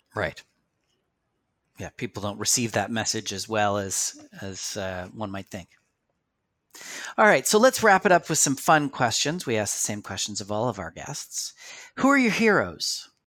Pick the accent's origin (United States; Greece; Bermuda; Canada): Canada; we're Canadian